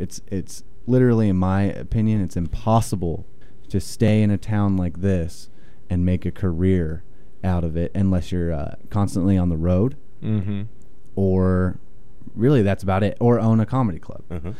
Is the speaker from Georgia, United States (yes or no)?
no; Middletown, Maryland, United States; now in Utah, United States; I'm from Middletown, Maryland, originally.